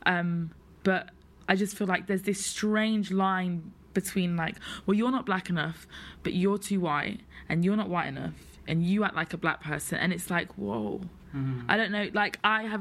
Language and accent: English; Syston, East Midlands, United Kingdom; moved away; also born or lived in Birmingham; I'm from Leicester's the city, and I'm from a little town called Syston